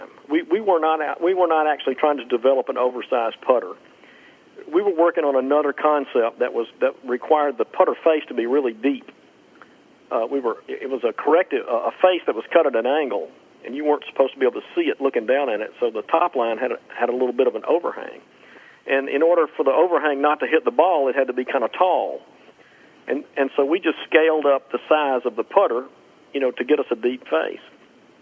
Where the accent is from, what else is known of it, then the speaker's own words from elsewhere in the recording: Meridian, Mississippi, United States; moved away as an adult; also born or lived in Natchez, Mississippi / Albany, Georgia; I grew up in Meridian, Mississippi